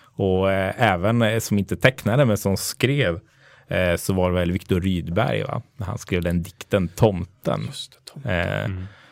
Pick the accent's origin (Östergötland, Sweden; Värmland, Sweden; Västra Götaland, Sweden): Östergötland, Sweden; Linköping; Jag är uppväxt i, i Linköping